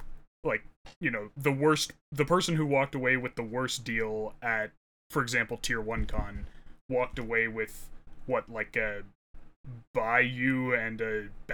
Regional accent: Canada; I'm Canadian

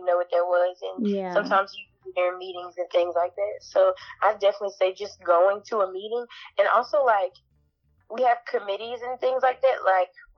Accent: Shreveport, Louisiana, United States; I'm from Shreveport, Louisiana.

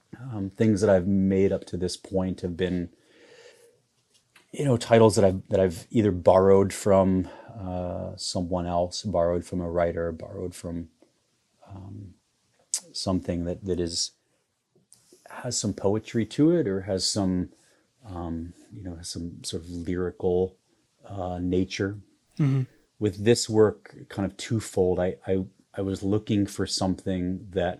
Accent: Iowa, United States; I grew up in the Midwest, and I grew up in a small town in Iowa

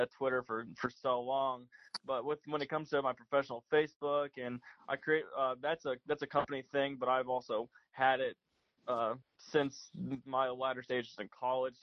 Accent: Missouri, United States; My parents obviously moved down here in 1991. I was born 2 years later. So I've grown up in misery of being a Vikings fan

